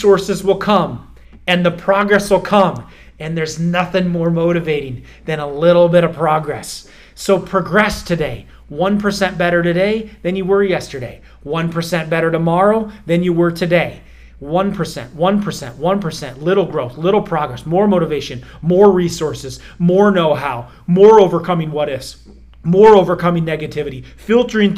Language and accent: English; Iowa, United States; I grew up in Iowa